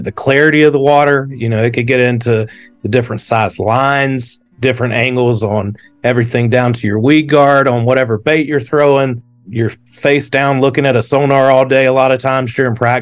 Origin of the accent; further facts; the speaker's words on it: Gaffney, South Carolina, United States; I'm from Gaffney, South Carolina, a small town in the upstate of South Carolina that is probably about halfway between Greenville and Charlotte. So the closest lakes to me growing up were always Lake Wylie and Lake Norman.